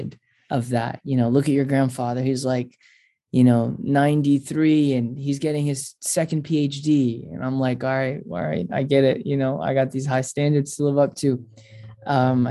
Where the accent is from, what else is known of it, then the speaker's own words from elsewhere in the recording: Orlando, Florida, United States; I grew up in Orlando, Florida, and I grew up to two amazing Syrian immigrant parents